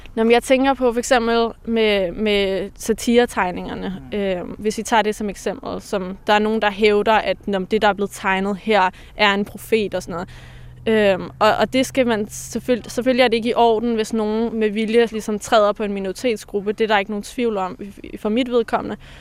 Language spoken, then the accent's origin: Danish; Denmark; born or raised there